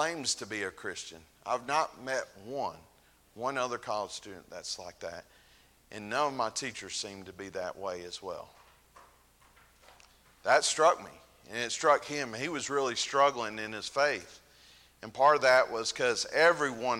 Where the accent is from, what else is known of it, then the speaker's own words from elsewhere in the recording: North Alabama, United States; I grew up mainly in North Alabama